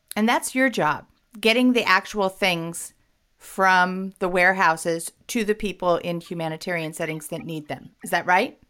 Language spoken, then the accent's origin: English; West Coast, United States; I'm from the West Coast